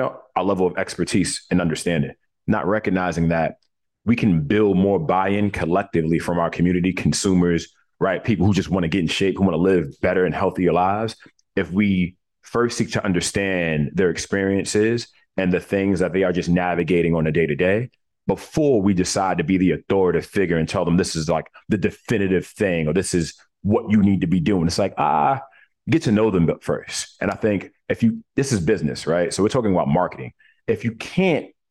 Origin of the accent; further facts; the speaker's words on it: New York City, New York, United States; when I was born in Coney Island, Brooklyn